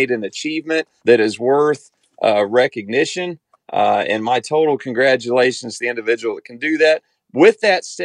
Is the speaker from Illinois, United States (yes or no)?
no; Kansas, United States; I'm from Kansas